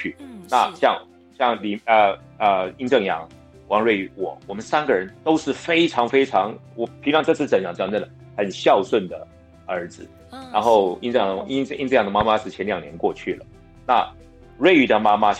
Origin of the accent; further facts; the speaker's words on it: Pingtung County, Taiwan; accent: southern Taiwanese Hokkien; moved away; 因为我的我的家乡是屏东，是对。